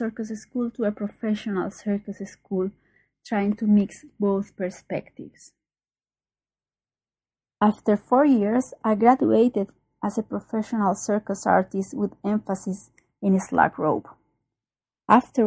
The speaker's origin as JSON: {"language": "English", "country": "Colombia", "said": "I'm from Colombia."}